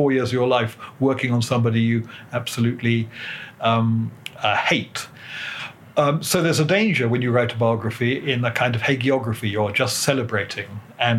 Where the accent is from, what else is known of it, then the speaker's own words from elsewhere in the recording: United Kingdom; as a British historian